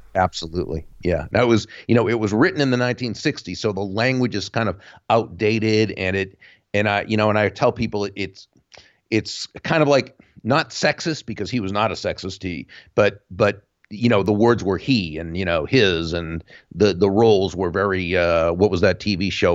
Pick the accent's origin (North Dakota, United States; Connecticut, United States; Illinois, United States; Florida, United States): Florida, United States; Jupiter; my hometown of Jupiter, Florida